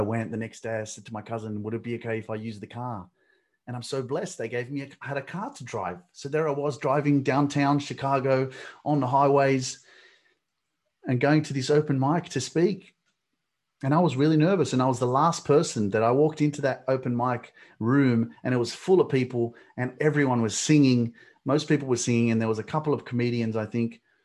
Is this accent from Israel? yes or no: no; Australia; I'm Australian. I was born in Australia